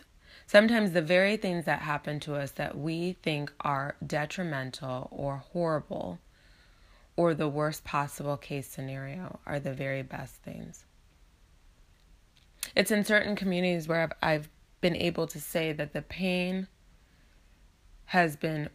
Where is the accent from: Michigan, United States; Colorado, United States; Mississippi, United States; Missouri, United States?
Michigan, United States; Ann Arbor; moved away as an adult; also born or lived in Las Vegas; back to Michigan to come return to my hometown of Ann Arbor